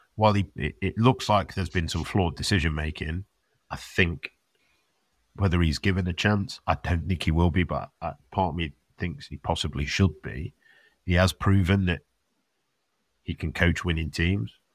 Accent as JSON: {"language": "English", "region": "England", "country": "United Kingdom", "said": "it's not just us being English"}